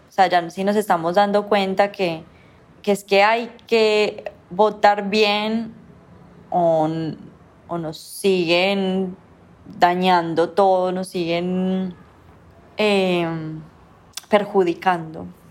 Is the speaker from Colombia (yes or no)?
yes; Colombia; esa música que nosotros ya tenemos aquí como colombianos